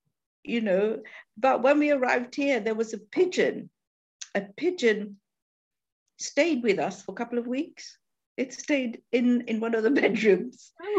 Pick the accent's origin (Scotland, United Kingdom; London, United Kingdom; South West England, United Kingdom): London, United Kingdom; now in Newport, United Kingdom; We come from London, and so when we saw this little piece in a magazine, a lineage, it said lighthouse in Newport, and we didn't even know where Newport was.